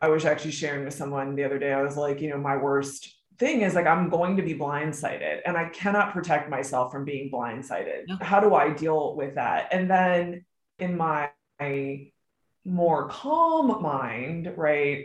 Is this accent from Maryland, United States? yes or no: yes; Maryland, United States; I grew up in Maryland